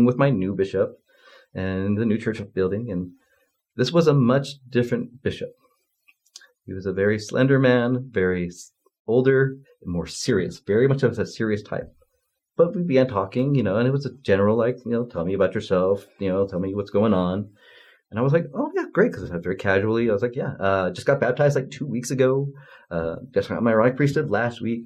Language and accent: English; Utah, United States; I grew up in Utah